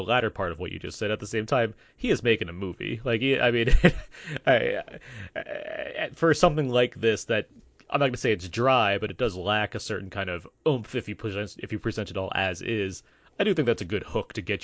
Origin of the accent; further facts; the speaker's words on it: United States; being an American